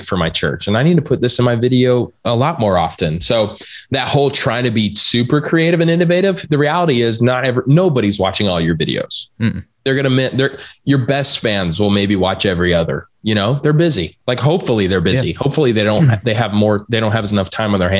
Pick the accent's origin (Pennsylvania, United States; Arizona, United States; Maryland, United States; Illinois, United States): Arizona, United States; I'm from Arizona. So like, I don't even know what a frozen lake is